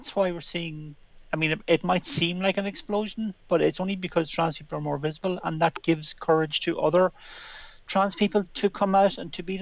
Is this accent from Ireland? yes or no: yes; Ireland; when I was a kid growing up in Ireland in the 70s